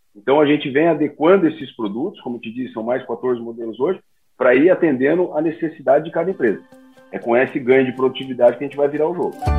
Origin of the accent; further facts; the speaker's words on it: interior of Paraná, Brazil; moved away; eu venho do interior do Paraná, de uma cidade bem pequenininha